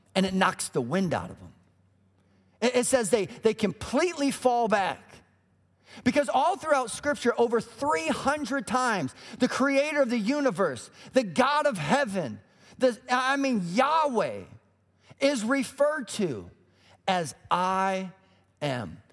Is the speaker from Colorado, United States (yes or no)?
yes; Colorado, United States; moved away as an adult; also born or lived in Illinois; We grew up in Colorado